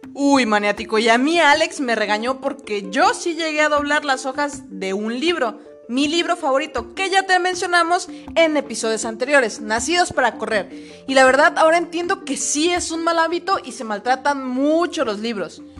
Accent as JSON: {"language": "Spanish", "country": "Mexico", "said": "todos los mexicanos somos"}